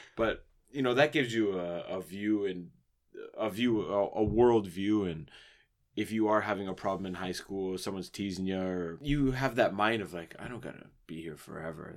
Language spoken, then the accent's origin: English; Ontario, Canada; growing up in Ontario